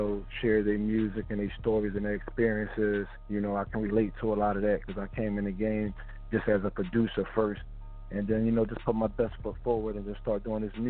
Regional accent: Philadelphia, Pennsylvania, United States; I think because I'm from North Philly, so you know I'm all over North.

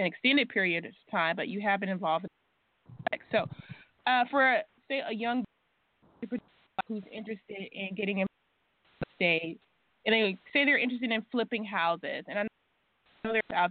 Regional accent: Mississippi, United States; moved away; my hometown, that's Mississippi

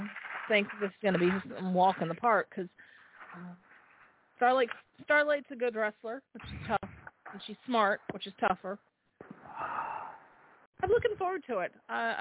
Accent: Ireland; being Irish, I'm a born underdog

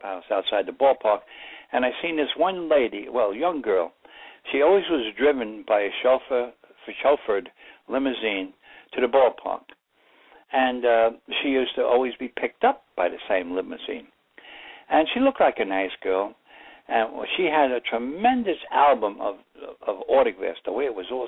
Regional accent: New York City, New York, United States; I grew up in the Bronx, and I went to parochial school

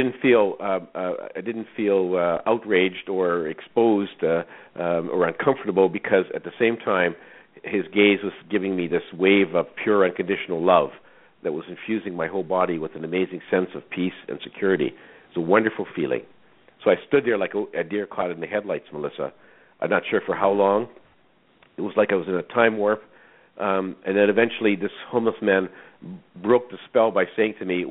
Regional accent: Saskatchewan, Canada; I was born in Saskatchewan, a small farm. I was raised in a very strict Roman Catholic family

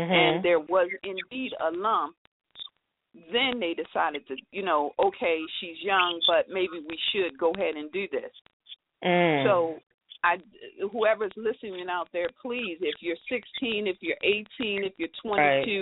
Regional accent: San Antonio, Texas, United States; I'm from San Antonio, Texas

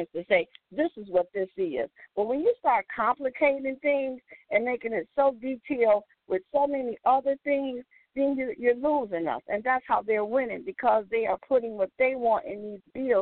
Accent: Detroit, Michigan, United States; moved away; I was originally born and raised in Detroit, Michigan.

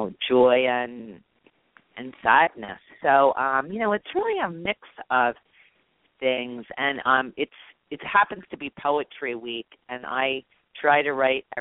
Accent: Bryn Mawr, Pennsylvania, United States; moved away; also born or lived in Italy; I grew up in Bryn Mawr, Pennsylvania

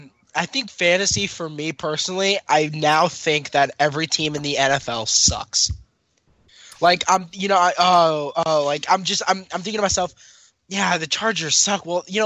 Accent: Tacoma, Washington, United States; I'm from Tacoma, Washington.

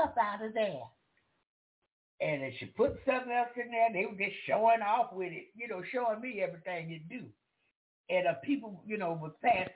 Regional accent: the South, United States; I'm from the South

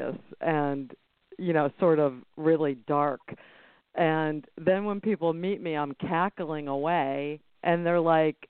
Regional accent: near Salem, Massachusetts, United States; I grew up near Salem

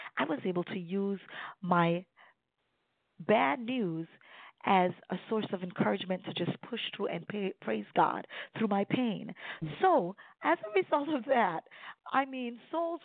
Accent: Sint Maarten; now in Baltimore Washington area, United States; I'm originally from the Caribbean, the beautiful islands of Sint Maarten.

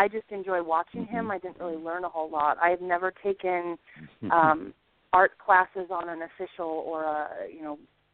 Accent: Montana, United States; now in Humboldt County, California, United States; I grew up in Montana.

